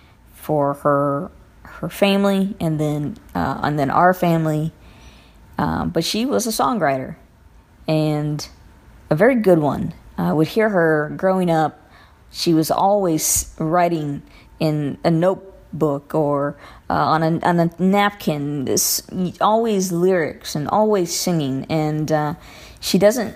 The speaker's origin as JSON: {"language": "English", "town": "Covina", "region": "California", "country": "United States", "said": "I am from Covina, California"}